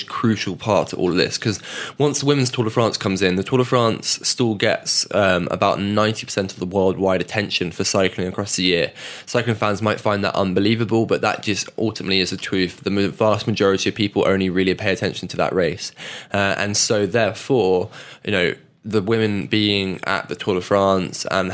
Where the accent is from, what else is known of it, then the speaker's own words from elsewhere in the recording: United Kingdom; as a Brit